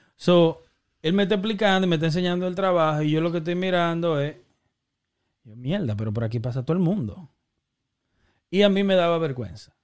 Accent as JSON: {"language": "Spanish", "town": "Santo Domingo", "region": "Distrito Nacional", "country": "Dominican Republic", "tie": "born or raised there", "said": "Y nos criamos en Santo Domingo"}